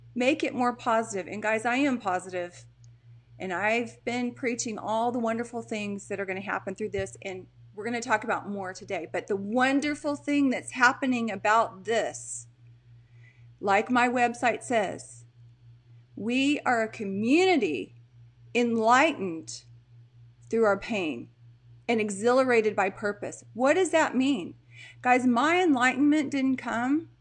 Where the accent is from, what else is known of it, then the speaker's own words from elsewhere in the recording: Texas, United States; also born or lived in Portland; I'm from Texas, guys. You know that. I'm in Texas right now